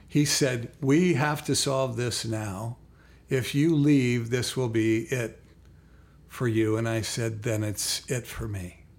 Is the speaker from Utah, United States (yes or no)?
yes; Salt Lake City, Utah, United States; moved away as an adult; Salt Lake City. It's my hometown